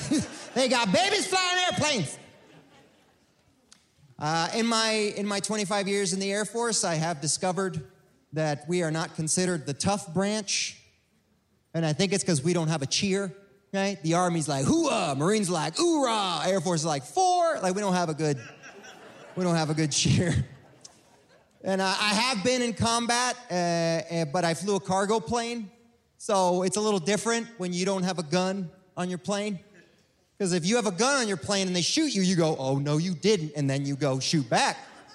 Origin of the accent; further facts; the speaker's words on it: Cuba; born there; I was born in Cuba.